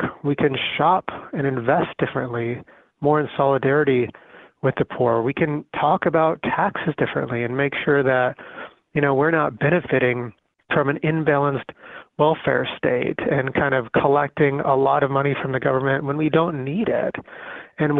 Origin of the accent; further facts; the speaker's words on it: Arizona, United States; moved away; also born or lived in San Jose, California; I was born in San Jose, actually, but I was raised in a little town in Arizona, and I grew up poor